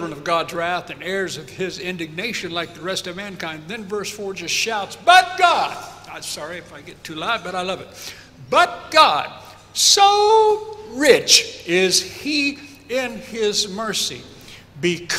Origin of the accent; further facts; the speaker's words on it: United States; being American